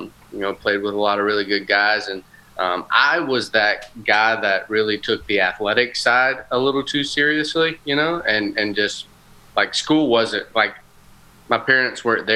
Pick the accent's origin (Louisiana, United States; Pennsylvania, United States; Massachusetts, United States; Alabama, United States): Alabama, United States; Glencoe; also born or lived in Frankfurt, Germany / El Paso, Texas; And then I moved to the small town of Glencoe, Alabama, which is also in Northeast Alabama, where my parents are originally from.